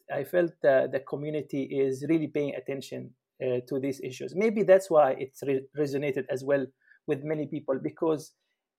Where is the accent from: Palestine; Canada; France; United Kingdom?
Palestine; moved away as an adult; now in Germany; I'm from Palestine, from the Middle East, and currently in Germany.